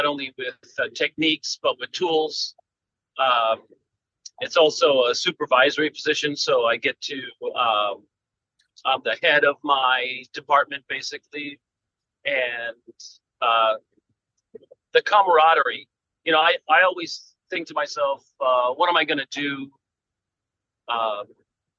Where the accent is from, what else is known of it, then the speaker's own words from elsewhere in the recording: Pennsylvania, United States; also born or lived in California; now in Los Angeles, United States; I'm originally from Pennsylvania